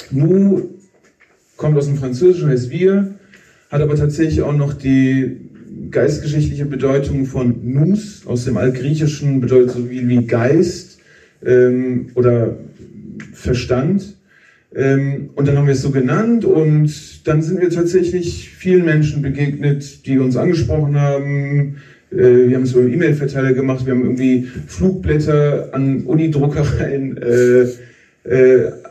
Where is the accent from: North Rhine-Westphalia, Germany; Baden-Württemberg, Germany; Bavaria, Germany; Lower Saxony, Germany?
North Rhine-Westphalia, Germany; Wuppertal; Also Kamil und ich, wir kommen aus Wuppertal, dort geboren, aufgewachsen, beide aus Arbeiterfamilien.